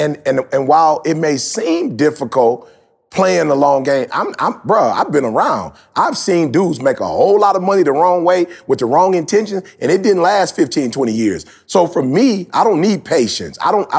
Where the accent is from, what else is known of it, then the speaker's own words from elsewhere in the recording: Detroit, Michigan, United States; I'm from Detroit. Like, I'm really from the city. You know what I'm saying? Like, I didn't grow up in church.